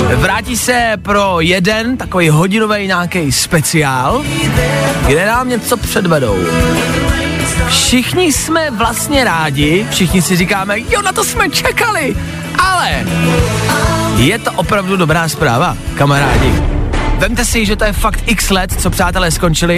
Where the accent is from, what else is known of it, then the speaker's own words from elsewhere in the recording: Czechia; jsme Češi